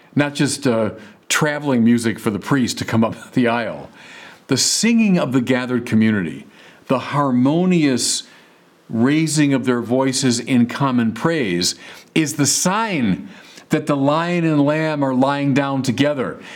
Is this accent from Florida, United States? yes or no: no; Chicago, Illinois, United States; moved away as an adult; now in Santa Barbara, United States; I'm from Chicago where everything is, is flat